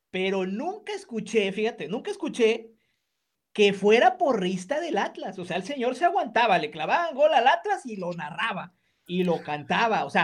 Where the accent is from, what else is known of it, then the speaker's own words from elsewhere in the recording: Guadalajara, Jalisco, Mexico; En, Guadalajara, sí, ah, pues, Guadalajara. Ah, bueno, somos pues, de Guadalajara.